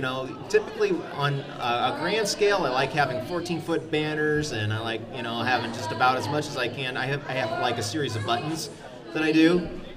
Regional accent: Hanna City, Illinois, United States; I'm from the Hanna City area. I'm a lifelong resident of Peoria

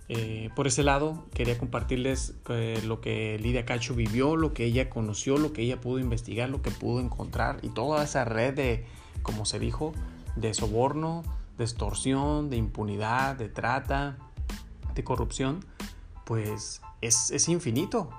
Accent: Mexico; nosotros como mexicanos

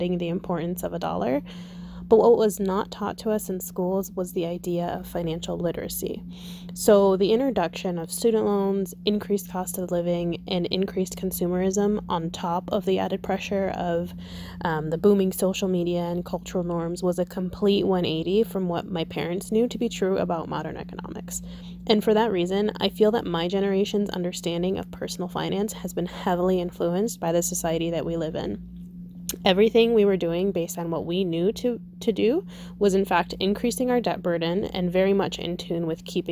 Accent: Southern Ohio, United States; I was born and raised in Southern Ohio

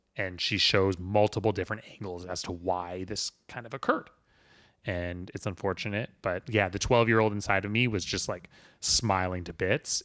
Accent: Vancouver, British Columbia, Canada; I come from the Vancouver background

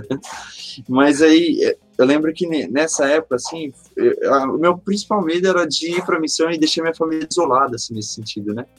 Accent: Mauá, São Paulo, Brazil; also born or lived in São Bernardo do Campo, São Paulo; eu sou nascido aqui em Mauá, São Paulo

